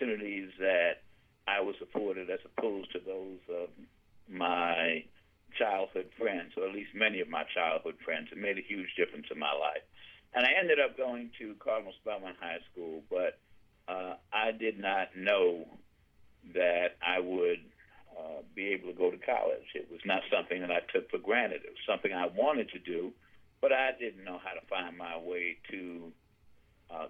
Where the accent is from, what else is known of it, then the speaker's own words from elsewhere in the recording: New York City, New York, United States; also born or lived in Harlem, New York City; I grew up mostly in the Bronx, started off in Harlem